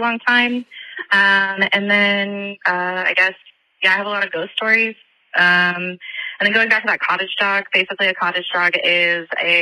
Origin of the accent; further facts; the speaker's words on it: Oklahoma, United States; I'm from Oklahoma